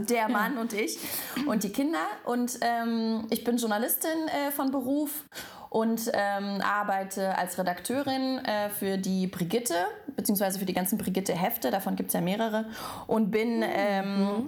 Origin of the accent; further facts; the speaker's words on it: Belarus; now in Germany; aber ich komme ja ursprünglich aus Weißrussland